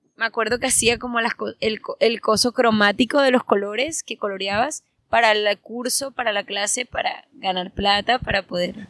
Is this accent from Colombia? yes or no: yes; Santa Marta, Magdalena, Colombia; moved away; also born or lived in Bogotá / Argentina / New York; Yo soy de Santa Marta, pero yo vivía en diferentes partes. Yo vivía en Bogotá, en Argentina, en Nueva York.